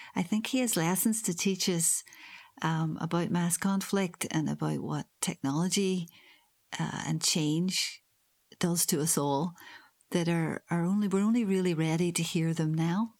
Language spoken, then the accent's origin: English; Northern Ireland, United Kingdom; now in Hull, United Kingdom; I'm from Northern Ireland